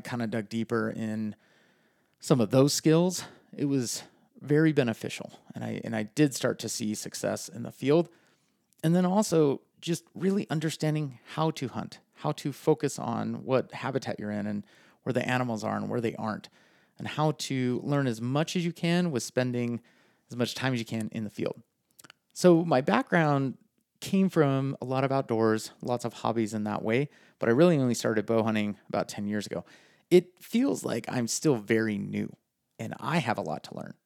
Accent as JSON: {"language": "English", "town": "Farmington", "region": "New Mexico", "country": "United States", "tie": "born or raised there", "said": "I grew up in Farmington, New Mexico, proud resident of the five oh five down there"}